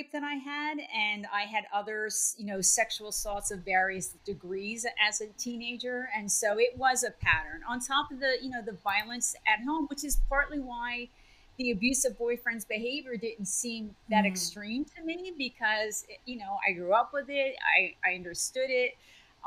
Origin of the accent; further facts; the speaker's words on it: New Jersey, United States; moved away as an adult; also born or lived in California; I grew up in New Jersey, so it was a big move for me all the way across the country